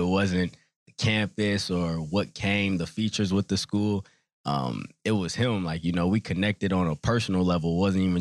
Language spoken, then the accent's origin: English; Rock Island, Illinois, United States; moved away; also born or lived in Springdale, Arkansas; I'm originally from Illinois. I was born there in Rock Island, Illinois.